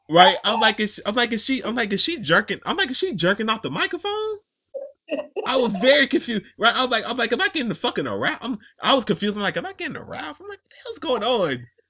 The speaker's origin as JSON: {"language": "English", "region": "the South", "country": "United States", "said": "I'm from the South"}